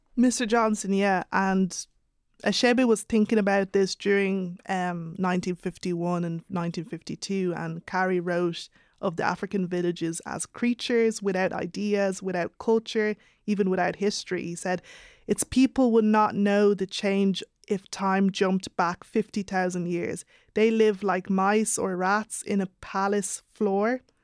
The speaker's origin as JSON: {"language": "English", "country": "Ireland", "tie": "born or raised there", "said": "being of Nigerian heritage and growing up in Ireland"}